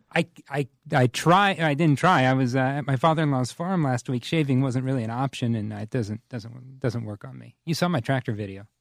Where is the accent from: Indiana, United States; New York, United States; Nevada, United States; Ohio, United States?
Indiana, United States; Whitewater; I grew up in Whitewater, which is just outside of Bethel